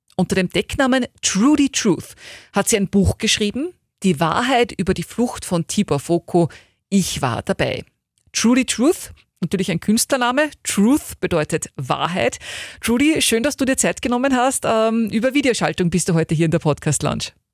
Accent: Upper Austria, Austria; zumindest hier bei uns in Oberösterreich

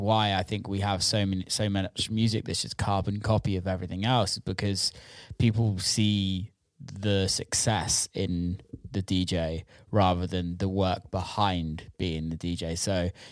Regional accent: around Bristol, South West England, United Kingdom; I didn't grow up in Bristol, but I grew up around Bristol

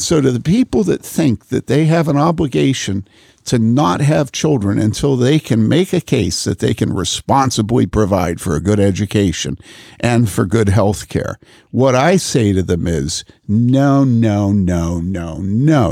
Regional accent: Wheaton, Illinois, United States; moved away; also born or lived in Madison / Boulder; growing up in Wheaton

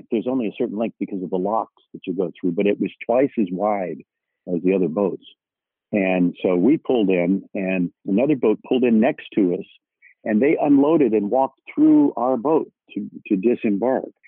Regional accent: Bethesda, Maryland, United States; born there; I was born in Bethesda Naval Hospital, which is where they take the presidents for their physicals

